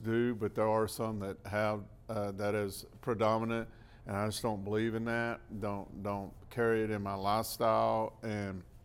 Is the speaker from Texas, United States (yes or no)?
yes; Terrell, Texas, United States; also born or lived in Waxahachie, Texas; now in Kaufman, United States; I grew up in Terrell, moved to Waxahachie